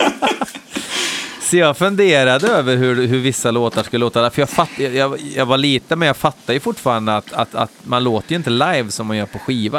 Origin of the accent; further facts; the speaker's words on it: Hammarö, Värmland, Sweden; hemma på Hammeröa